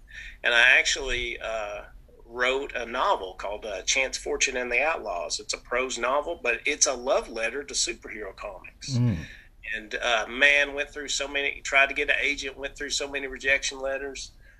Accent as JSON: {"language": "English", "region": "the South", "country": "United States", "accent": "nasal twang", "said": "My nasal's twang. I'm from the South"}